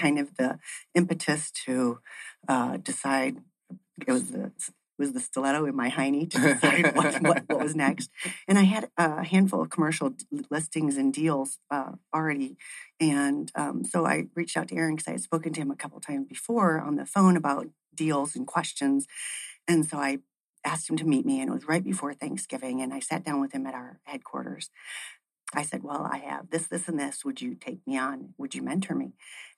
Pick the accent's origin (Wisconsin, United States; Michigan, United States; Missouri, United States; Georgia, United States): Michigan, United States; Ann Arbor; So I've been doing real estate for 20 years as well. I came from Ann Arbor, Michigan in 1992.